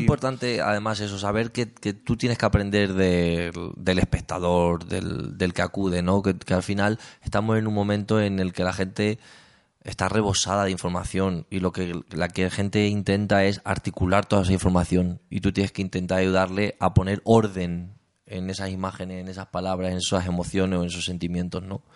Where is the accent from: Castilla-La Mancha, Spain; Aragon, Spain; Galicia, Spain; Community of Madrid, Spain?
Castilla-La Mancha, Spain; Talavera de la Reina; also born or lived in Cuenca; yo soy de Castilla-La Mancha.